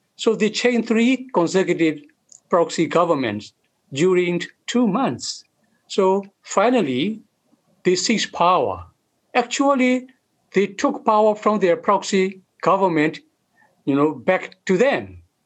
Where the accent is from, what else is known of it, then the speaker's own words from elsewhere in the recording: Karen State, Kayin State, Myanmar; moved away as an adult; also born or lived in Thai-Burma border; now in Australia; I was born and raised in Karen State